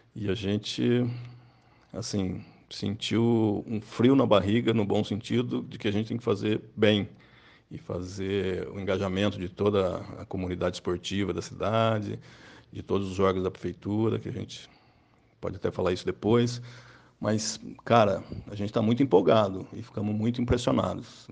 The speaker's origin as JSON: {"language": "Portuguese", "region": "Minas Gerais", "country": "Brazil", "moved": "yes", "lives_now": "Taubaté, Brazil", "said": "nós dois somos mineiros"}